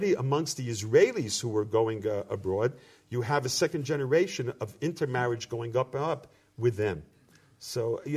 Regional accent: United States; accent: American; moved away; also born or lived in Seattle, Washington / Jersey City, New Jersey; growing up in America

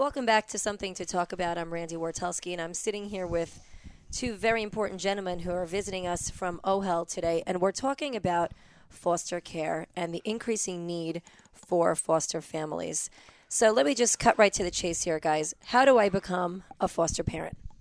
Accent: New York, United States; I was born and raised in New York

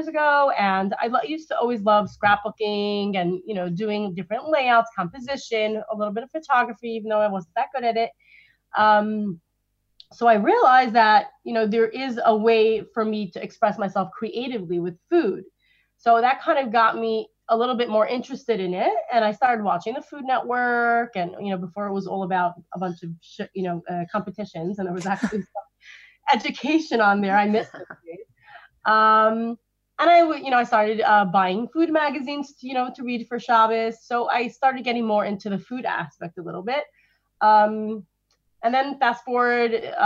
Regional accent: New York City, New York, United States; grew up in Crown Heights, Brooklyn, which is where I still live, just around the block from my childhood home.

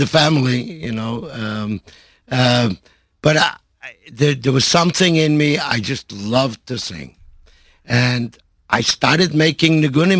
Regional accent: Montreal, Quebec, Canada; I grew up in Montreal.

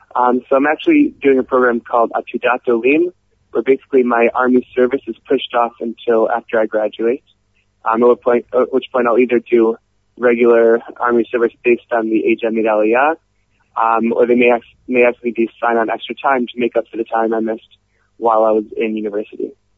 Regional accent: Cleveland, Ohio, United States; moved away as an adult; now in Israel; I'm originally from Cleveland, Ohio

